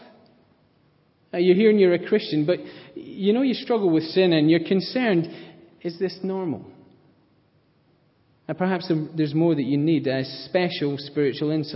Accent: Scotland, United Kingdom; I am Scottish

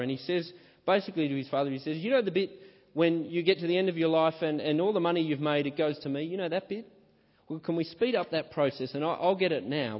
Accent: Australia; my home country, Australia.

